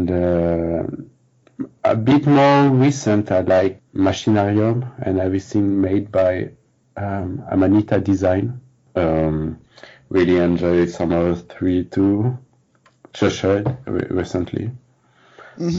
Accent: France; also born or lived in Paris

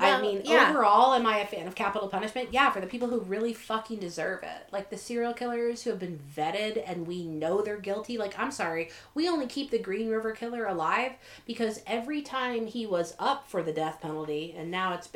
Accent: Florida, United States; moved away; also born or lived in Washington; in Florida, we stayed up

